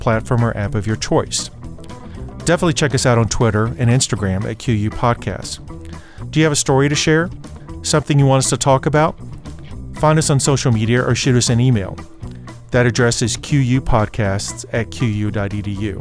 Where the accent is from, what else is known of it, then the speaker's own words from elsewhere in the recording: South Georgia, United States; I'm 10 years old, living in South Georgia